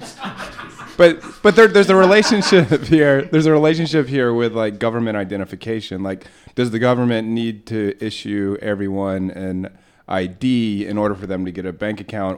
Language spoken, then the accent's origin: English; United States; I'm like an American